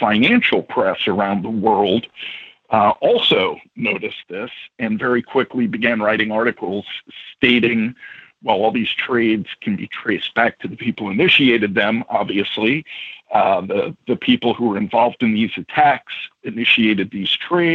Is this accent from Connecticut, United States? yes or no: no; New York City, New York, United States; moved away as an adult; now in Midwest, United States; I grew up in New York